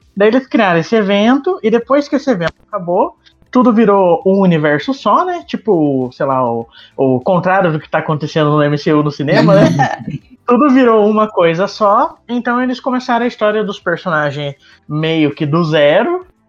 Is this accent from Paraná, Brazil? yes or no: no; interior of São Paulo, Brazil; eu sou do interior de São Paulo